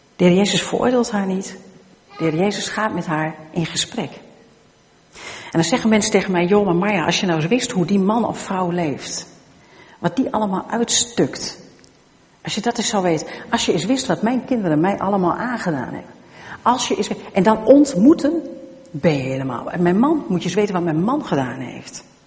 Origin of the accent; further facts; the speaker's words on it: Twente, Overijssel, Netherlands; Ik ben zelf van Tukken